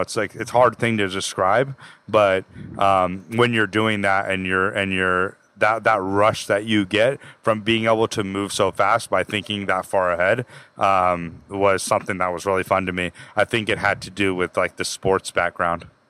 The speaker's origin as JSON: {"language": "English", "town": "Placerville", "region": "California", "country": "United States", "tie": "born or raised there", "also_born_or_lived": "Houston, Texas", "lives_now": "Los Angeles, United States", "said": "I grew up in Placerville, Northern California"}